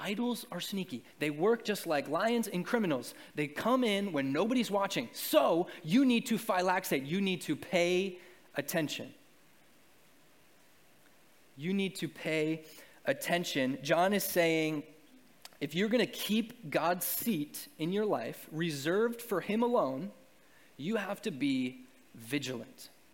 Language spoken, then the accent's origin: English; New England, United States; also born or lived in Arkansas; I grew up in New England and I went to 3 years of college in Arkansas